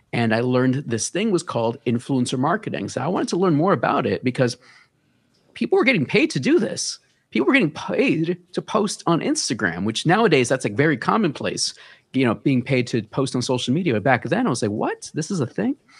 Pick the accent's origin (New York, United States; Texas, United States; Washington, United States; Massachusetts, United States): New York, United States; New York City; Born and raised in, uh, Bronx, New York, Hunts Point